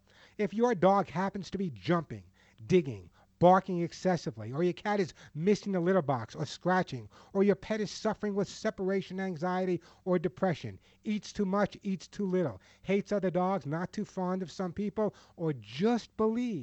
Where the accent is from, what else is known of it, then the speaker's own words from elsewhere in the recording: Santa Monica, California, United States; my hometown of Santa Monica, California.